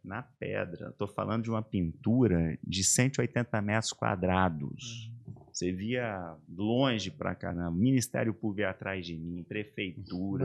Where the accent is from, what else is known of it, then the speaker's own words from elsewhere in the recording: Vila Velha, Espírito Santo, Brazil; also born or lived in Coronel Fabriciano, Minas Gerais / Ipatinga, Minas Gerais; now in Santa Catarina, Brazil; Minha mãe foi morar no Espírito Santo, meus avós já estavam morando lá